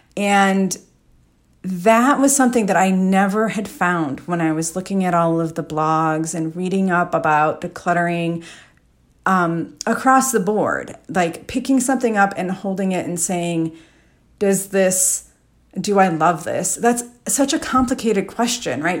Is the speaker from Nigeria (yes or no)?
no; Chicago, Illinois, United States; moved away as an adult; also born or lived in New York City; I'm from the Chicago area